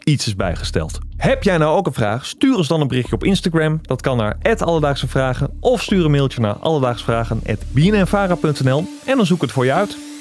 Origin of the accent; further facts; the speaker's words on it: Netherlands; wij als Nederlanders